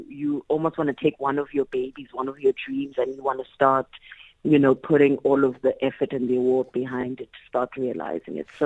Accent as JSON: {"language": "English", "country": "South Africa", "first_language": "Xhosa and Zulu", "second_language": "English", "said": "my mother tongue being Isixhosa and Isizulu"}